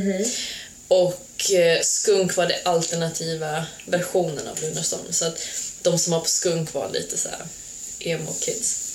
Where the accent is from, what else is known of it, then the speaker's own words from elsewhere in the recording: Falun, Dalarna County, Sweden; moved away as an adult; also born or lived in Serbia; now in Portugal; Jag är uppvuxen i Falun